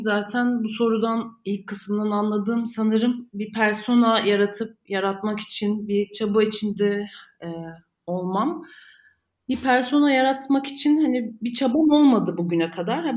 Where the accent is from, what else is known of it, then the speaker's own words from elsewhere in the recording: Istanbul, Turkey; İstanbul'da doğdum, büyüdüm